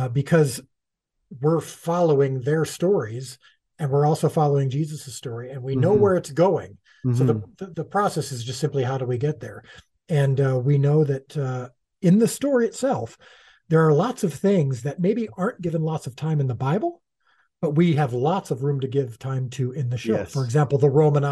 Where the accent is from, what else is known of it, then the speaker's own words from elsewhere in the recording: United States; as an American Gentile